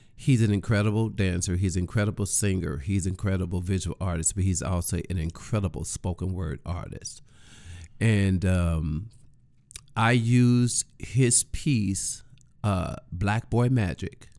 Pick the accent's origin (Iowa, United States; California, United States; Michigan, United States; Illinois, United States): Illinois, United States; East St. Louis; I am originally from East Saint Louis, Illinois.